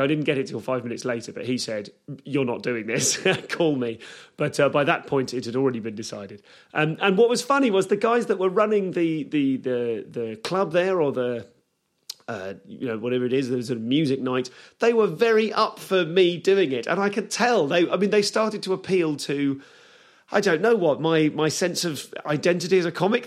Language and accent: English; Leamington Spa, West Midlands, United Kingdom; I grew up in Leamington Spa, um, which is a, a, little town in the West Midlands